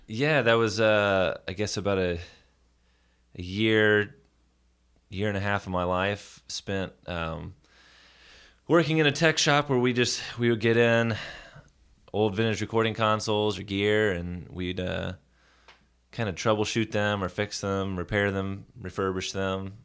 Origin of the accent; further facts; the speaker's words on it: Nashville, Tennessee, United States; Born and raised in Nashville, Tennessee